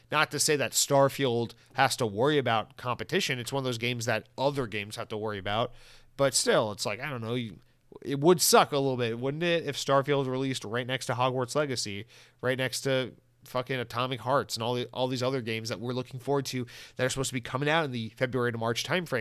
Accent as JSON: {"language": "English", "town": "Atlanta", "region": "Georgia", "country": "United States", "moved": "yes", "lives_now": "Florida, United States", "said": "I'm from the South. Atlanta's my home. Now I live in Florida."}